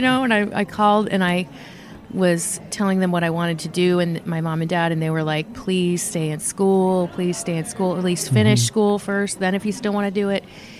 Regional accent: Napa, California, United States; also born or lived in San Francisco / Virginia; I was born in San Francisco, and I lived in Virginia as a kid for a while. And then we moved to California, to Napa, California, when I was 12 and retired. So so I'm kind of from Napa, but I don't really know where I'm from.

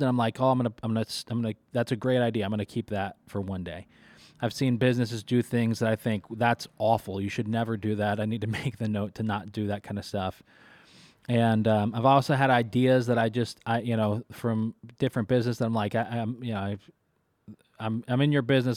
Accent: Kentucky, United States; now in Syracuse, United States; I, I grew up in Kentucky, uh, for most of my life

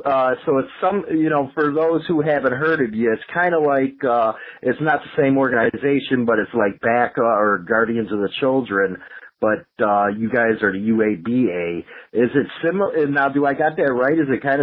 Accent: Chicago, Illinois, United States; I grew up in Chicago and stuff and was around Chicago

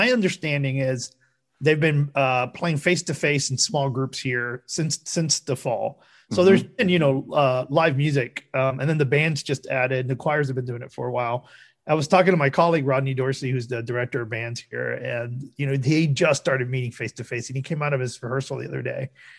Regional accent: Havana, Cuba; now in United States; I'm Cuban American. So, you know, I was born in Havana. I came here

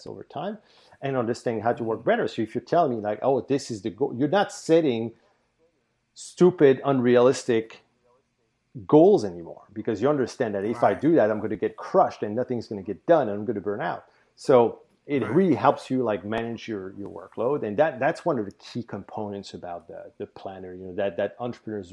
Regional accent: New Brunswick, Canada; first language French; English is a second language; I'm in New Brunswick, Canada, right? So yes. I'm in the Maritimes. Yeah. You might notice my French is actually my first language.

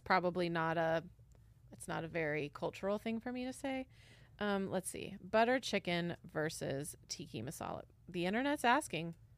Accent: Washington, United States; born or raised there; moved away

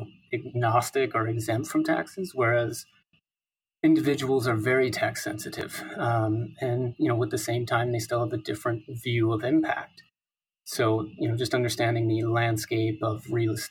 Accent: Midwest, United States; moved away as an adult; also born or lived in New York City / Hong Kong / Singapore / London; born and raised in the Midwest

